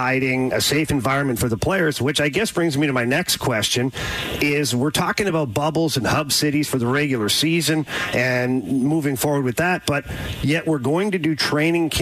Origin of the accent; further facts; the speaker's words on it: Canada; I'm from Canada.